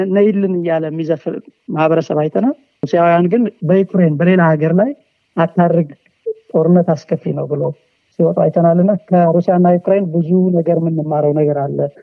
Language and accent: Amharic; 25 km from Tsorona, near the Eritrean border, Tigray, Ethiopia; የእኔ ቤት ተወልጄ ያደግኩበት እና ቤተሰቦች ያሉበት 25 ኪሎ ሜትር ፋር ፍሮም ኤሪትራን ማነው ሲቲ ጾረና የሚባል ምታቅ ከሆነ ከሚባለው ከተማ ሀያ አምስት ኪሎ